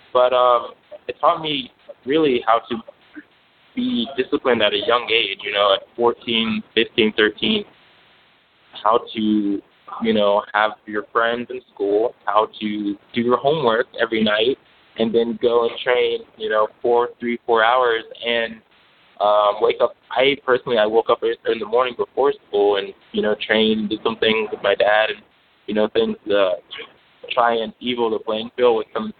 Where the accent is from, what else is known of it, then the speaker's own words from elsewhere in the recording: Greensboro, North Carolina, United States; moved away as an adult; also born or lived in Louisville, Kentucky; I grew up in Greensboro, North Carolina